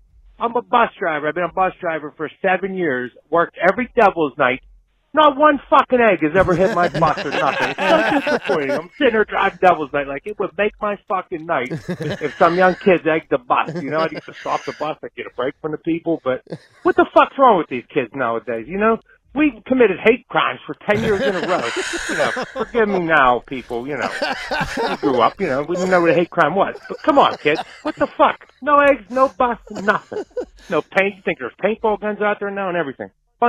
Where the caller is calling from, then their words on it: Virginia Beach, Virginia, United States; Just wanted to say … from Virginia Beach.